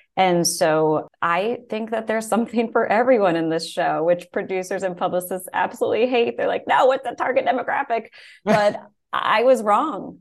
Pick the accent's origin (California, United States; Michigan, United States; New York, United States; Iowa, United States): New York, United States; I grew up in New York, like just outside the city